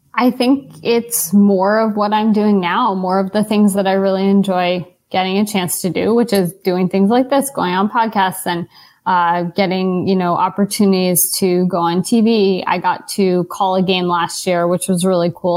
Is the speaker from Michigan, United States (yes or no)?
no; New York City, New York, United States; I grew up in New York